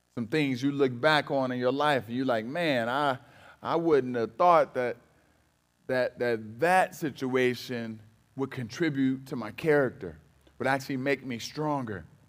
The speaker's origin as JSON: {"language": "English", "town": "Cleveland", "region": "Ohio", "country": "United States", "said": "I'm from Cleveland"}